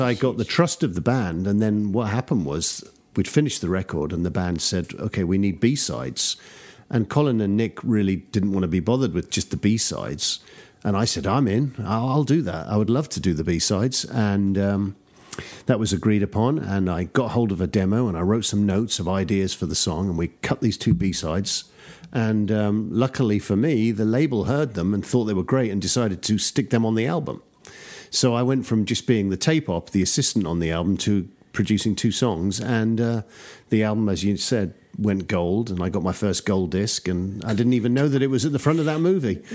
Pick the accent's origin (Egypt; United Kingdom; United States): United Kingdom; London; accent: traditional English; also born or lived in Newcastle; I grew up in the suburbs of London, so my accent is just sort of very traditional English accent